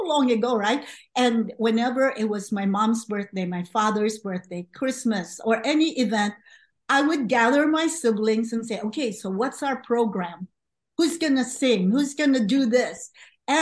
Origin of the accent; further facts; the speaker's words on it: Philippines; moved away as an adult; also born or lived in Los Angeles, United States; now in United States; I came to the U.S. from the Philippines right after college